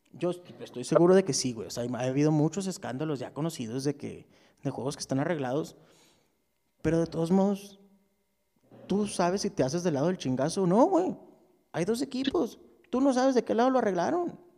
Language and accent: Spanish; Ciudad Juárez, Chihuahua, Mexico; Yo soy de Ciudad Juárez